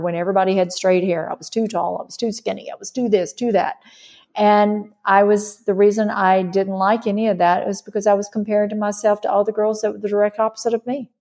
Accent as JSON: {"language": "English", "region": "Mississippi", "country": "United States", "tie": "born or raised there", "said": "I grew up in Mississippi"}